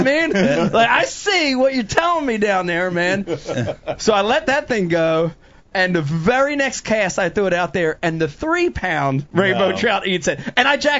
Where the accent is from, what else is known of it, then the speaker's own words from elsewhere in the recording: New Jersey, United States; I'm growing up in South Jersey